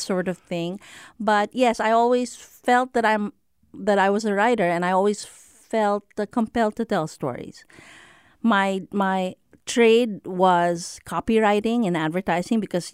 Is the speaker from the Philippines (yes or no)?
yes; Philippines; moved away as an adult; also born or lived in United States; now in Singapore; I grew up and was raised by Filipino parents in the Philippines, and so I'm physiologically and culturally Filipino